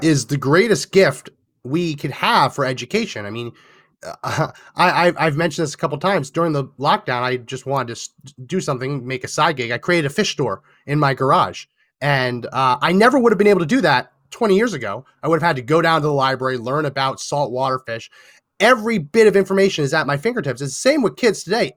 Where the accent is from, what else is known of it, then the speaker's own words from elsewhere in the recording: New Jersey, United States; I was born and raised in New Jersey